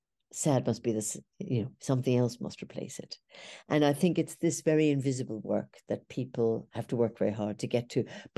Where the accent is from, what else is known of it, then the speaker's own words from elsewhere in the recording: Ireland; moved away; because I came from Ireland. I went to England.